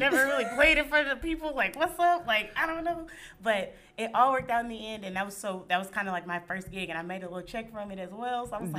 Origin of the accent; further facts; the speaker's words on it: Houston, Texas, United States; Yeah, I'm from Houston.